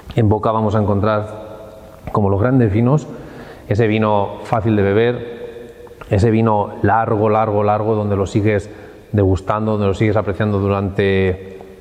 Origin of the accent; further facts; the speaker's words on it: Villarrobledo, Castilla-La Mancha, Spain; estamos en, en Villarroledo, mi tierra